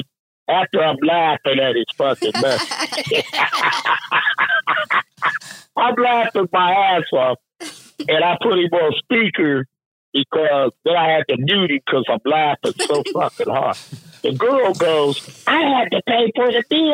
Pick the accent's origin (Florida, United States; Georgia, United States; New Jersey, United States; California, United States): Georgia, United States; Atlanta; I'm from Atlanta